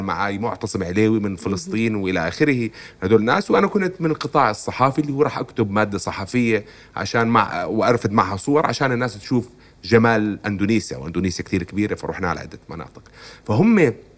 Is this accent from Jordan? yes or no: yes; Jordan; طبيعتنا كاردنيين